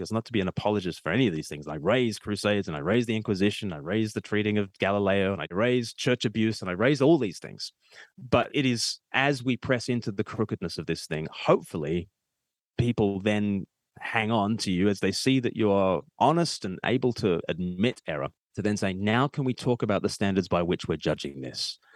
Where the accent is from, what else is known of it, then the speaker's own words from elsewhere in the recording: Australia; I'm Australian